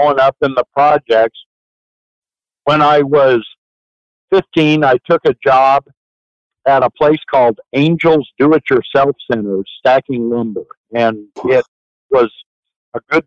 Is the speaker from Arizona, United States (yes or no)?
yes; Phoenix, Arizona, United States; I grew up in Phoenix, Arizona, as I mentioned, in South Phoenix